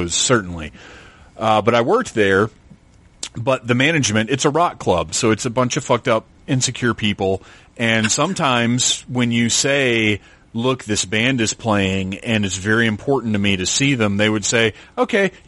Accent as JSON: {"language": "English", "town": "Wilmington", "region": "North Carolina", "country": "United States", "tie": "born or raised there", "said": "I'm from North Carolina. And I was like, oh, man, I'm from there. I grew up in Wilmington"}